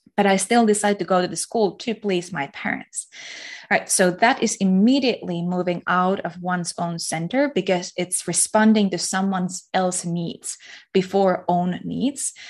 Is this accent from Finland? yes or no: yes; Finland; I'm from Finland